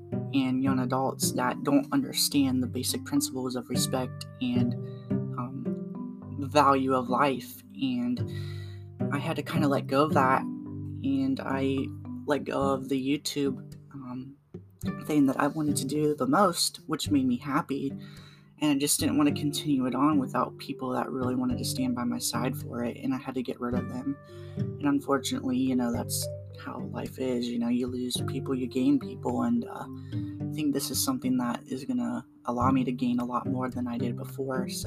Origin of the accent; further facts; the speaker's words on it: Waynesville, Ohio, United States; I am from Ohio and I live in a town called Waynesville